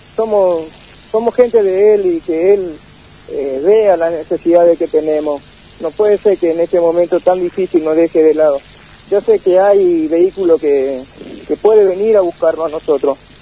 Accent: Formosa, Argentina; moved away as an adult; allá en Formosa somos vendedores ambulantes nosotros

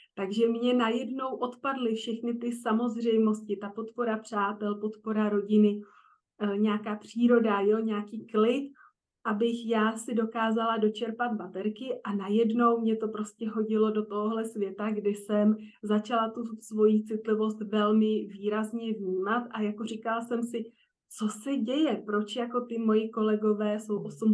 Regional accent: Prague, Czechia; moved away as an adult; also born or lived in Frankfurt; Já teda pocházím z Prahy

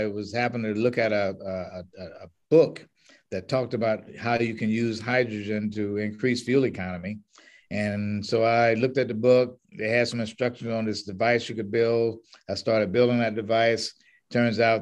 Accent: Tallahassee, Florida, United States; moved away as an adult; also born or lived in Michigan / Washington, D.C.; now in Temecula, United States; I was raised in Tallahassee, Florida

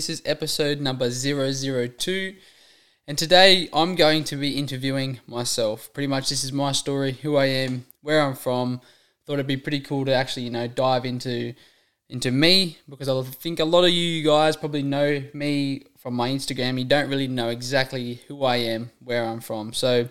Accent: Warren, New South Wales, Australia; I am one of five children. I'm the oldest of five children. You know, we're all born and raised in Warren.

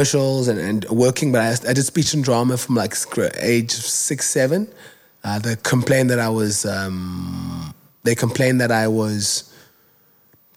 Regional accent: Cape Town, Western Cape, South Africa; I was born in Kugulethu, a township here in Cape Town

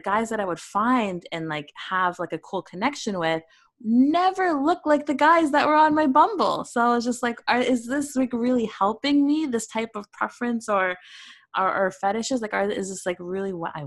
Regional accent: Canada; a little brown girl growing up in Canada

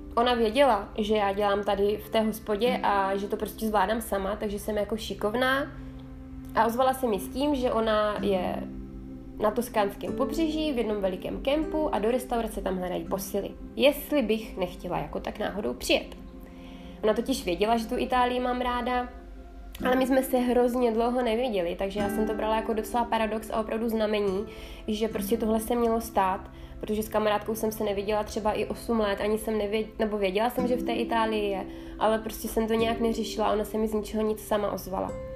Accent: South Moravian Region, Czechia; moved away as an adult; now in Italy; Jsem moravačka z duší Italky. Já jsem se narodila na Jižní Moravě, kterou teda samozřejmě miluju. Doteď se tam moc rád, doteď se tam moc, moc ráda vracím.

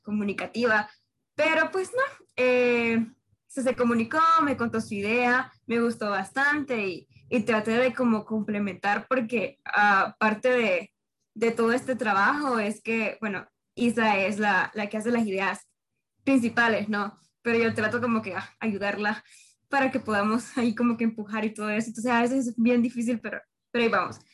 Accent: Honduras; soy hondureña

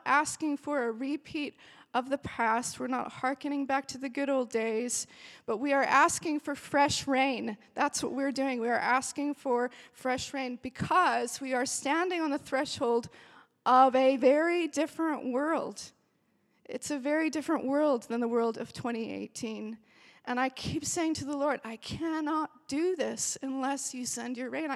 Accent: Austria; now in Belfast, United Kingdom; I grew up in Austria

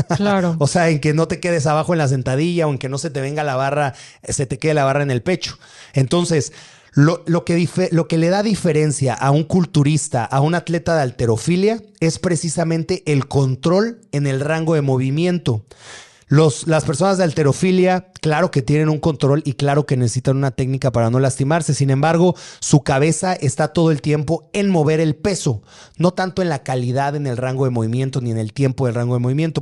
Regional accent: Atizapán de Zaragoza, State of Mexico, Mexico; Yo, yo crecí por ahí, yo crecí en Atizapán

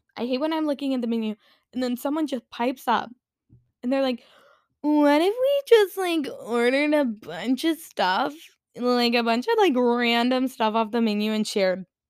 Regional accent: South Carolina, United States; I grew up in South Carolina, which is in the Bible Belt

